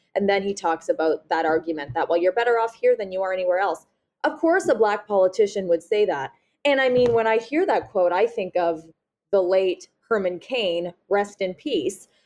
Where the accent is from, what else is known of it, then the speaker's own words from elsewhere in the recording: Nova Scotia, Canada; I'm from Nova Scotia, so, you know, we're small